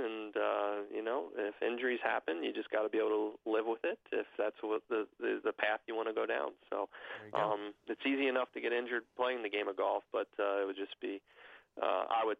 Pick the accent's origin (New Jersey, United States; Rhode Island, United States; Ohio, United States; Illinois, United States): Ohio, United States; Cincinnati; Big fan of my hometown professional sports, the Cincinnati Reds and Cincinnati Bengals and the Cincinnati Bearcats